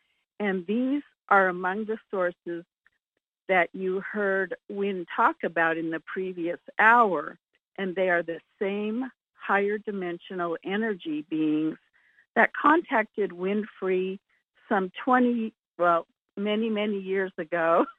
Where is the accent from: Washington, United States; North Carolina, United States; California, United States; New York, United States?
California, United States; Julian; from Julian, California.